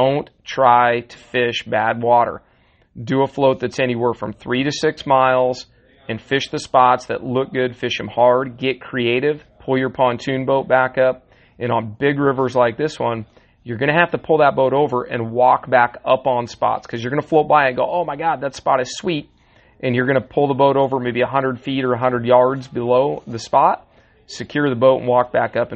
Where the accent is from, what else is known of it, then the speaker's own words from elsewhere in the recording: Washington, United States; I grew up right outside Mount Rainier National Park